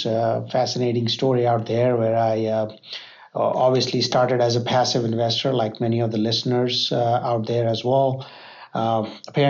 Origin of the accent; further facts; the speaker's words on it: Charlotte, North Carolina, United States; I'm from Charlotte, North Carolina